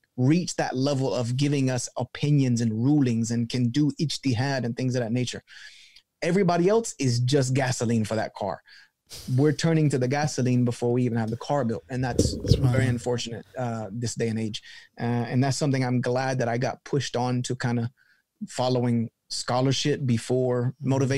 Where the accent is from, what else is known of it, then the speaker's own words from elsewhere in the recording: the South, United States; I'm from the South. And so I equate things with kind of like my upbringing. And I grew up in the church community in the South